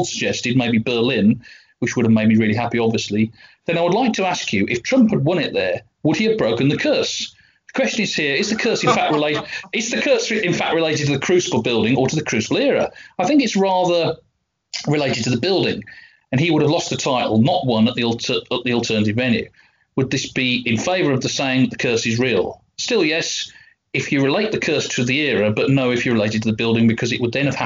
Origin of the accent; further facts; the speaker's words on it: West Midlands, United Kingdom; I'm from the West Midlands.